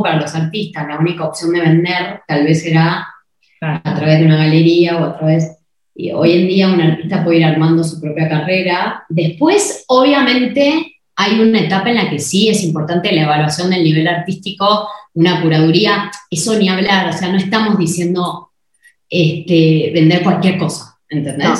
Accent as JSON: {"language": "Spanish", "country": "Argentina", "moved": "as an adult", "lives_now": "Mexico", "said": "somos argentinas"}